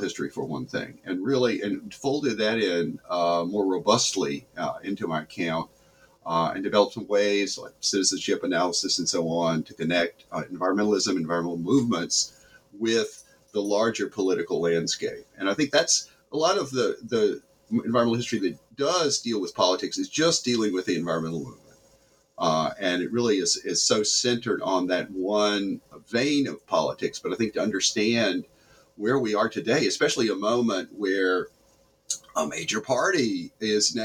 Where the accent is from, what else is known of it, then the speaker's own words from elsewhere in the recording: the South, United States; moved away; I grew up there in the South